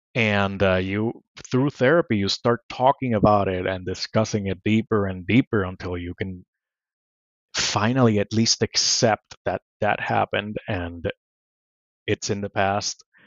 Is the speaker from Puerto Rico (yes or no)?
yes; Puerto Rico; English is a second language; moved away as an adult; I grew up in Puerto Rico